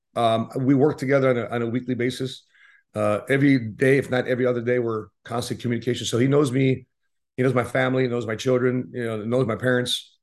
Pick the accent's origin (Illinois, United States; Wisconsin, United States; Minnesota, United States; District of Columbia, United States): Illinois, United States; Chicago; we're from Chicago.